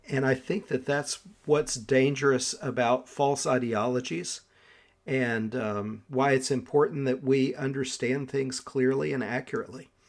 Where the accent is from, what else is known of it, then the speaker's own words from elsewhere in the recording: Southern Appalachia, United States; I'm from Southern Appalachia